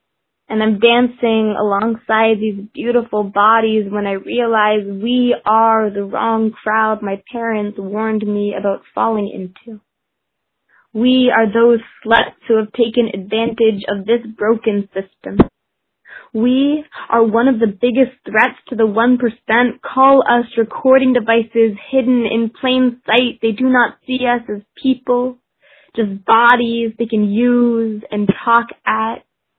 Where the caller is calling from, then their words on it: Vancouver, British Columbia, Canada; I am calling from Vancouver, BC